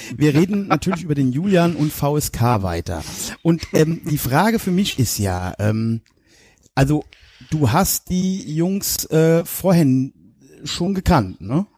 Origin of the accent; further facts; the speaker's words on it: Westerwald, Germany; bei uns im Westerwald